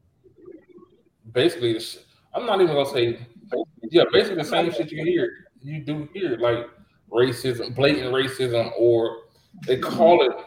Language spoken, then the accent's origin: English; United States; I'm African tan, but I am from America